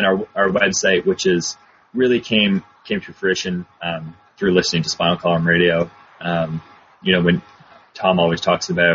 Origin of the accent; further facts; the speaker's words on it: Canada; accent: North American; moved away as an adult; now in Auckland, New Zealand; I came from Canada